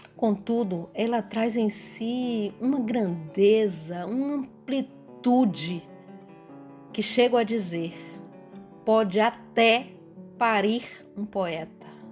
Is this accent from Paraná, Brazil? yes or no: no; Bahia, Brazil; sou baiana